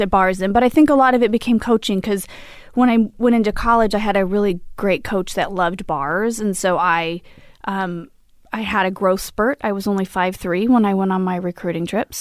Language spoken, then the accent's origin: English; Imperial Valley, California, United States; I grew up, uh, in Lind of San Diego in the desert, Imperial Valley